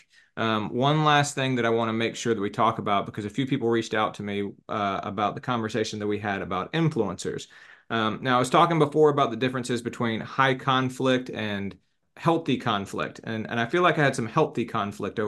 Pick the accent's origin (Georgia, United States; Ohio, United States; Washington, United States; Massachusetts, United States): Georgia, United States; Atlanta; also born or lived in New Hampshire; We're both from Atlanta